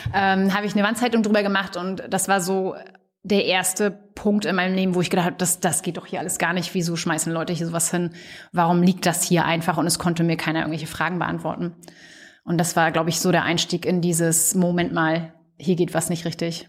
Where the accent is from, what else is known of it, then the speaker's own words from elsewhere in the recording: Stralsund, Mecklenburg-Vorpommern, Germany; moved away as an adult; also born or lived in Greifswald / New Zealand; In der Nähe von Stralsund aufgewachsen, auf einem kleinen Dorf